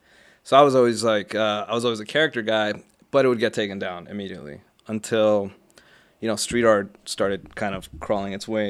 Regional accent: Los Angeles, California, United States; growing up in Hollywood too

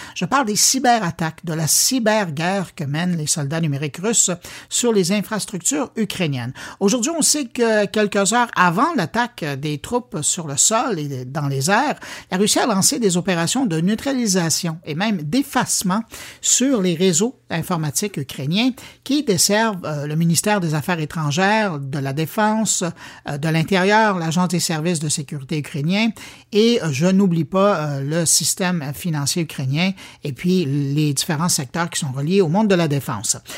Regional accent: Quebec, Canada; par chez nous à Québec

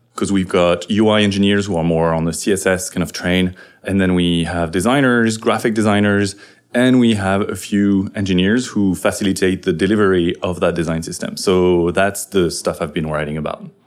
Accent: France; now in San Francisco, United States; I'm a French developer in San Francisco

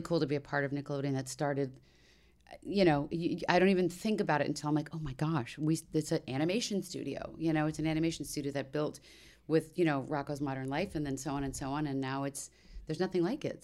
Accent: D.C. area, Maryland, United States; moved away; the D C area where I grew up in Maryland.

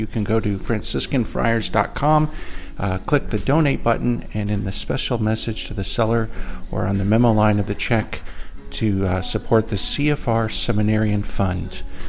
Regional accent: Indiana, United States; Being from Indiana, I was very close to where Brother grew up

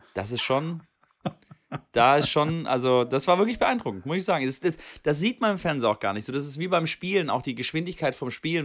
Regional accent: Swabia, Germany; da bin ich Schwabe

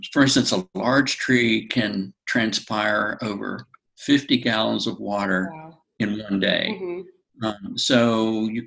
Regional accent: North Carolina, United States; I'm from North Carolina and I've lived in different areas of the state

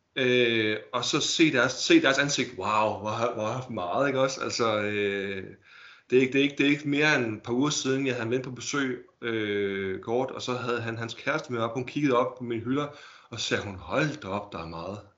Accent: Holbæk, Zealand, Denmark; Jeg er fra Holbæk.

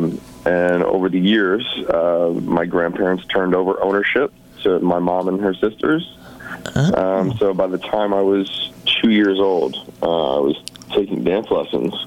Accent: St. Louis, Missouri, United States; growing up in St. Louis

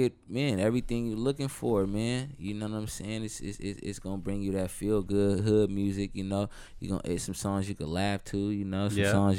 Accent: Seattle, Washington, United States; I'm from Seattle

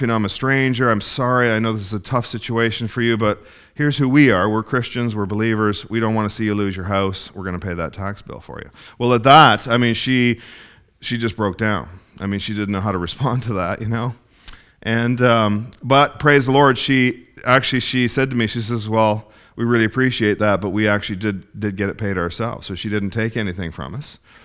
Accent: Ontario, Canada; moved away; I come from Ontario, Ontario

